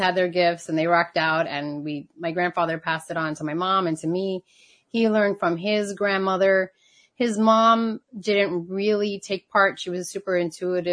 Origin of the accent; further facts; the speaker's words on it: New York, United States; also born or lived in Puerto Rico; I was born in New York